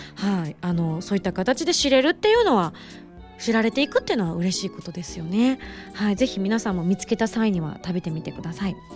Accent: Yamaguchi, Japan; moved away; 私本当に山口県出身でありながら

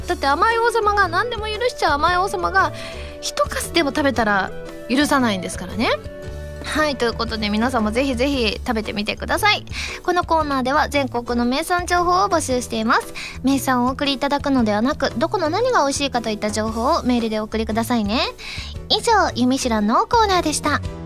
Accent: Osaka, Japan; moved away; 地元大阪での…凱旋ライブとあって

